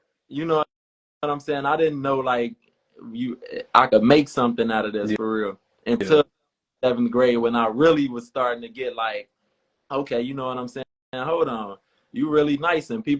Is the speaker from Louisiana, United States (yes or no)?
no; Harvey, Illinois, United States; I was born and raised on in the south suburbs of Chicago. So I'm from Harvey